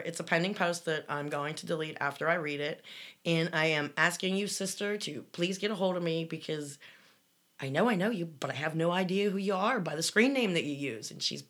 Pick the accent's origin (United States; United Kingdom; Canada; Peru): Canada; Love your show. I'm from Canada.